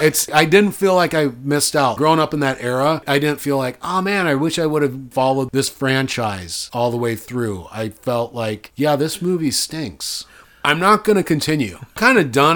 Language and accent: English; Dyersville, Iowa, United States; moved away; It's where I'm from.